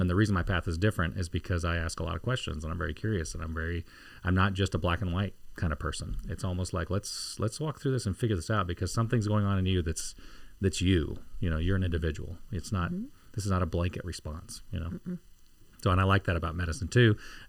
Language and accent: English; Costa Rica; I'm a fourth grader growing up in Costa Rica.